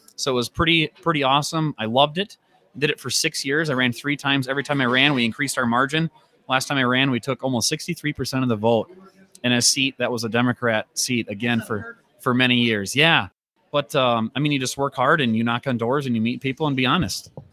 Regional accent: Rice Lake, Wisconsin, United States; I'm from Rice Lake

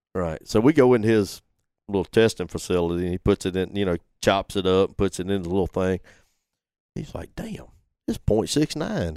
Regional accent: Gilbertown, Alabama, United States; moved away as an adult; Went back to my hometown

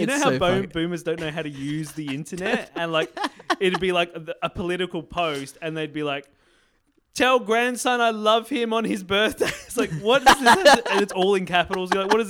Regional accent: Port Augusta, South Australia, Australia; I'm from Port Augusta, I can say that.

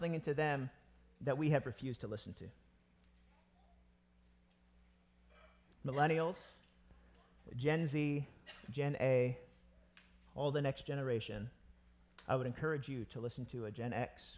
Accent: United States; I'm American

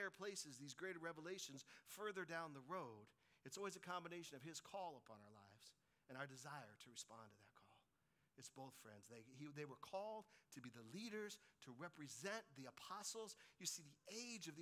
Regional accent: Colorado, United States; When I was a little kid, I was growing up in Colorado

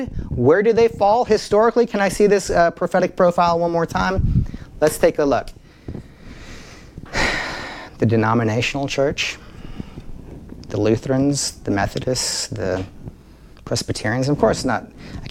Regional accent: Nashville, Tennessee, United States; especially in Nashville, growing up in the South

